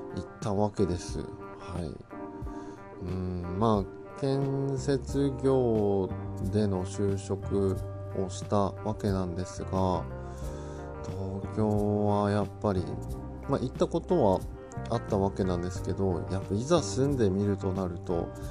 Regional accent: Kawanishi, Yamagata, Japan; also born or lived in Sendai, Japan / Tokyo, Japan / Kobe, Japan; 子供の頃は、当然、あの、川西町でたくさん遊んではいた

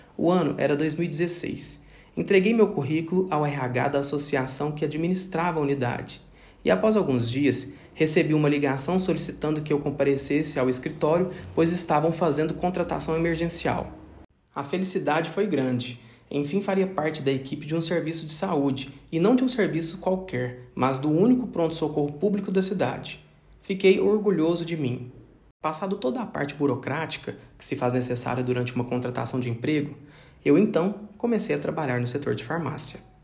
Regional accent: Araguari, Minas Gerais, Brazil; Eu nasci em Araguari, uma pequena cidade do interior de Minas Gerais, situada no Triângulo Mineiro

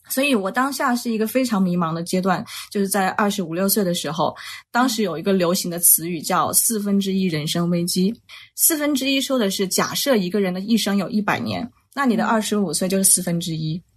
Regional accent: Wuhan, Hubei, China; 我呢是出生在湖北武汉的一个重工业区，叫青山区

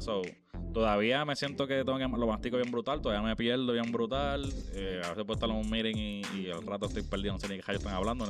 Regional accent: Naguabo, Puerto Rico; moved away as an adult; also born or lived in San Juan, Puerto Rico; now in United States; Soy de Nahuabo. básicamente toda mi vida viví en Nahuabo

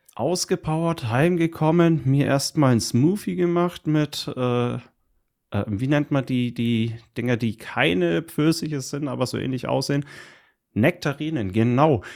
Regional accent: Hilpoltstein, Bavaria, Germany; also born or lived in near Fürth; direkt in der Gegend, wo ich aufgewachsen bin, nämlich höbolstein Rot und der komplette Landkreis

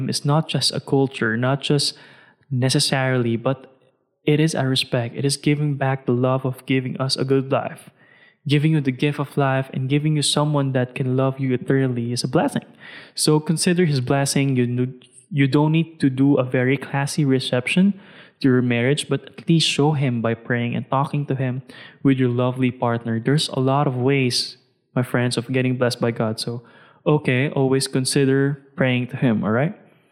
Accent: Philippines; I'm a Filipino

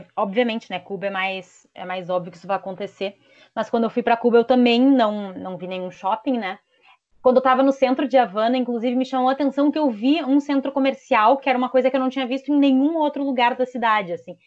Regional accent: Brazil; nós, enquanto brasileiros

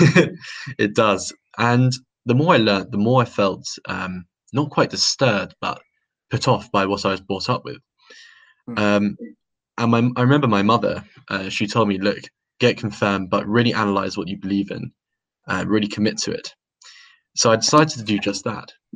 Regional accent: London, United Kingdom; was born in London um, to a to um, a, quite a religious family

